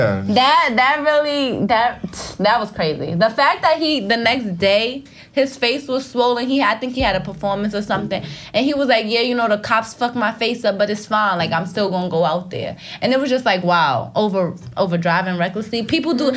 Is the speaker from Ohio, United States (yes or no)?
no; New York, United States; I'm from the Bronx.